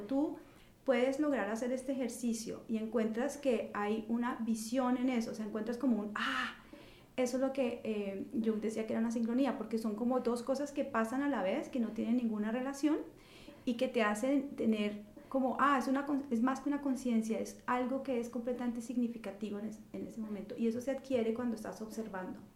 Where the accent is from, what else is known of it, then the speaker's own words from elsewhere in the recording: Colombia; moved away as an adult; now in New York, United States; haber crecido en Colombia